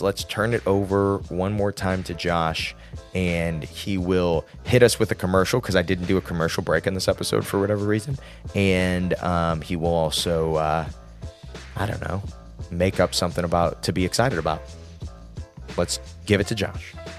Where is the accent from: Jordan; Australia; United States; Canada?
United States; Midwest; He just knew I was from the Midwest.